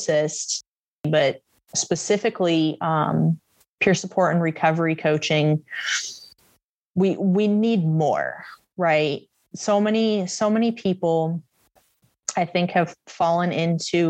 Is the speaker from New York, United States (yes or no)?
no; Cleveland, Ohio, United States; moved away as an adult; now in Boise, United States; I'm from Cleveland